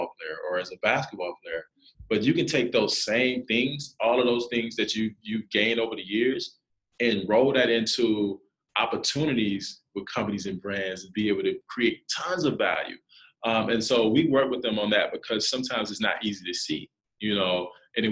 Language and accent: English; South Carolina, United States; moved away as an adult; for a kid to be 19, never been out, I'm from South Carolina, never been out of the state